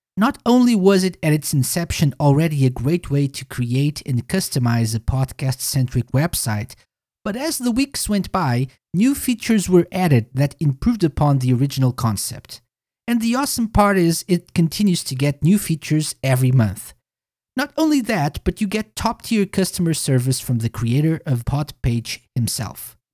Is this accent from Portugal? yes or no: yes; Portugal; I'm from Portugal